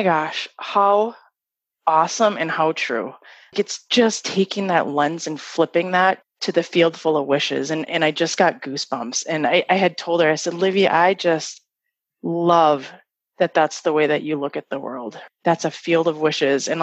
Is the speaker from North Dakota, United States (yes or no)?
yes; Fargo, North Dakota, United States; I grew up in Fargo